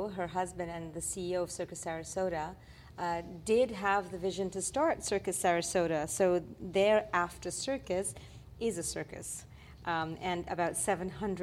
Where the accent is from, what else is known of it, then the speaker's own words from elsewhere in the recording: Gambia; moved away; also born or lived in Quebec; I come from West Africa, from the Gambia, and my heritage is Brazilian Lebanese.